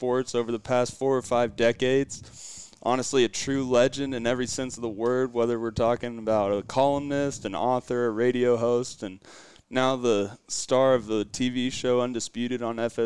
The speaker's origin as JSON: {"language": "English", "town": "Oklahoma City", "region": "Oklahoma", "country": "United States", "tie": "born or raised there", "also_born_or_lived": "Edmond, Oklahoma / Kansas City, Missouri", "said": "originally I'm from Oklahoma City, Oklahoma, and grew up around broadcasting"}